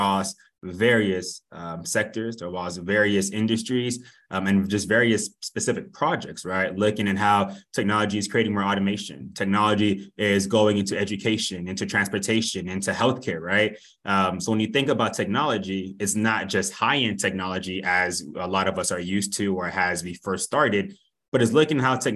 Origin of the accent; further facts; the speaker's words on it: Miami, Florida, United States; also born or lived in Boston, Massachusetts; now in Austin, United States; I am originally from Miami, Florida, but came down from Boston to Austin by way of Oracle